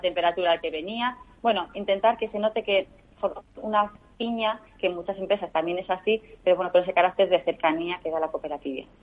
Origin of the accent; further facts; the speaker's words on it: Bilbao, Basque Country, Spain; soy bilbaína, con lo cual soy muy de la, muy de la tierra